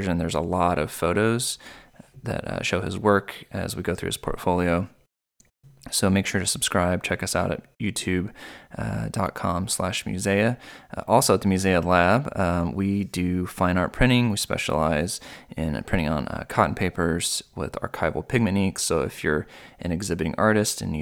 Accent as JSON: {"language": "English", "region": "Missouri", "country": "United States", "said": "I was from Missouri, so I wasn't near the water."}